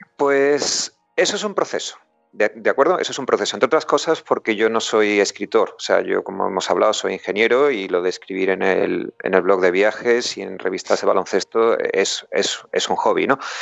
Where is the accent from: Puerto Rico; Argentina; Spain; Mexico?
Spain; Huelva, Andalusia; moved away as an adult; also born or lived in Vigo; now in United Kingdom; Yo soy de Huelva